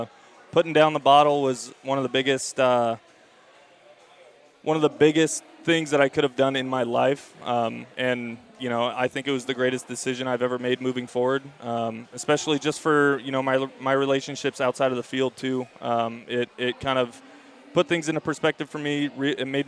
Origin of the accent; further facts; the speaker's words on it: Campbell, California, United States; Growing up in the Bay Area, being an Oakland A's fan myself, and going to Cal